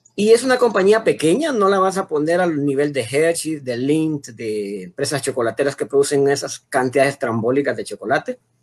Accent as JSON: {"language": "Spanish", "country": "Honduras", "said": "como hondureños"}